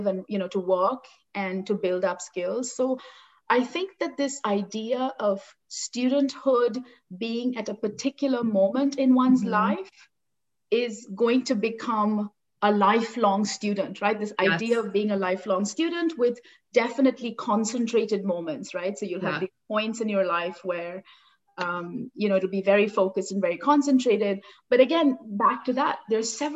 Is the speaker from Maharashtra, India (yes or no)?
yes; Mumbai, Maharashtra, India; moved away as an adult; also born or lived in North Carolina, United States / New York, United States; now in Toronto, Canada; I grew up in Bombay in India